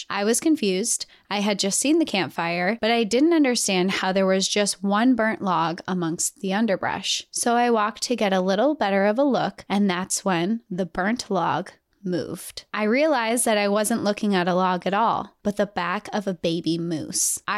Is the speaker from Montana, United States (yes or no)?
yes; Montana, United States; now in Texas, United States; I was born and raised in Montana, so I have a soft spot for the outdoors. I live in Texas now, but I miss the mountains so much.